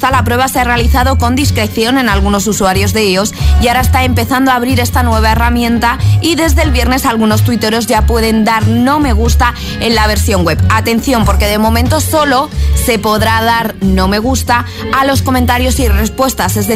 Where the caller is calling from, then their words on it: Seville, Andalusia, Spain; de Sevilla.